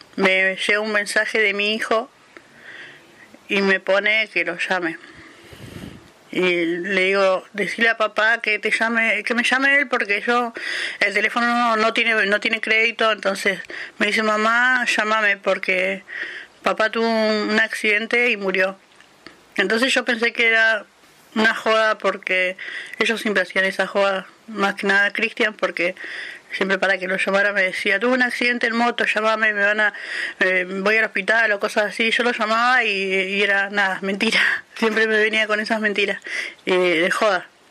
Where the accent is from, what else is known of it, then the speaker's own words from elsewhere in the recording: Viedma, Río Negro, Argentina; also born or lived in Neuquén; soy de la ciudad de Viedma, provincia de Río Negro